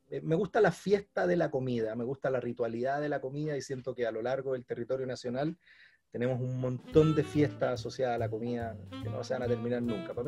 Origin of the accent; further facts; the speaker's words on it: Chile; Yo soy cocinero chileno eh, y así me reconozco y así me presento y toda mi vida de cocinero he estado ligado al mundo de la cocina chilena.